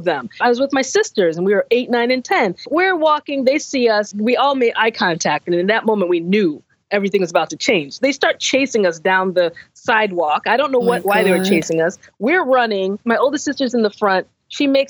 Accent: United States; being American, basically, racism in America, black in America

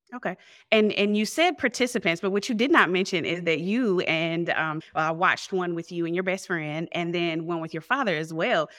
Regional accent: the South, United States; I'm from South, and I didn't grow up in a household or, or a culture even that was open to answering questions

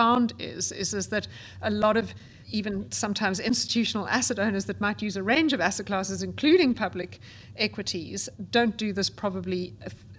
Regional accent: South Africa; I grew up, as you can gather from my accent, in South Africa

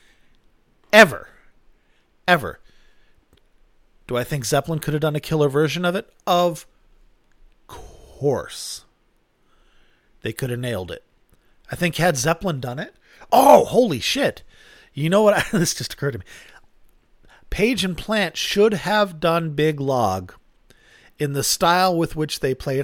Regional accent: Worcester area, Massachusetts, United States; This is my hometown, not Worcester, but that whole area. Worcester Centrum is where I would go to see concerts

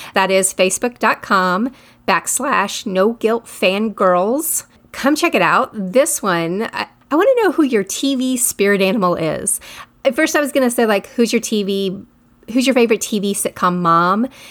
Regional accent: United States; I'm American.

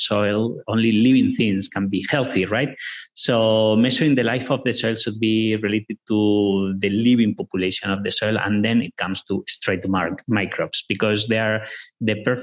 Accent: northwest Spain, Spain; moved away; We're originally from Spain, from the northwest of Spain, a rural area where agriculture, corn and sugar beets are very important.

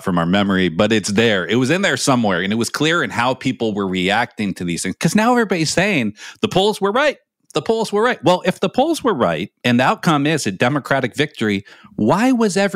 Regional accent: Andover, Massachusetts, United States; my hometown, a school I didn't go to, but Phillips Andover

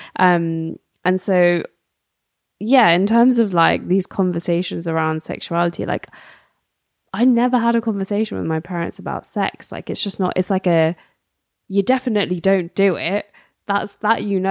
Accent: London, United Kingdom; I'm also Gujarati, um, born and raised in London

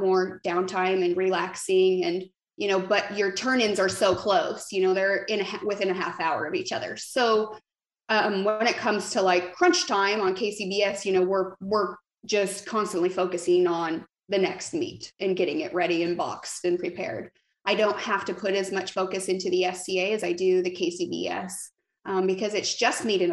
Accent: Arizona, United States; moved away as an adult; now in Nashville, United States; I just moved to Nashville. And so I'm originally from Arizona

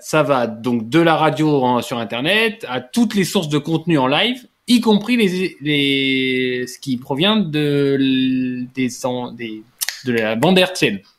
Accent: France; je suis français

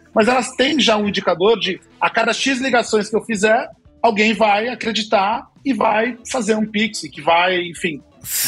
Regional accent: Brazil; a gente é latino, a gente é brasileiro

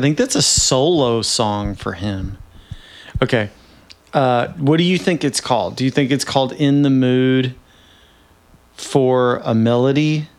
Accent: Nashville, Tennessee, United States; moved away as an adult; now in West Coast, United States; I'm from Nashville, Tennessee, and she is from Bowling Green, Kentucky. And we moved here from Nashville. She lived there and we moved to the West Coast together.

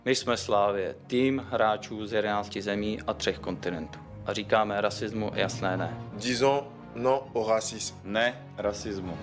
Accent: Czechia; protože jsem Čech

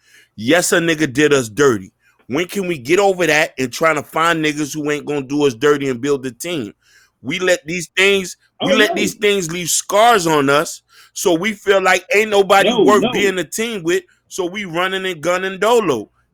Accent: Dade County, Florida, United States; now in Boston, United States; I'm from Dade County. When I came to Boston, I didn't really network with niggas like that because I'm already coming in a foreign land.

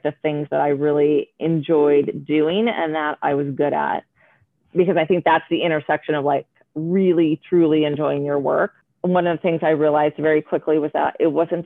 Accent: Oregon, United States; I grew up in Oregon with very liberal parents, pot smoking hippies.

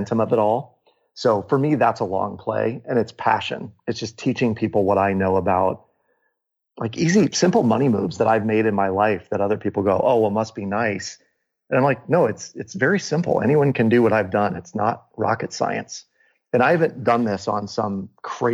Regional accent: Des Moines, Iowa, United States; my hometown in Des Moines, Iowa

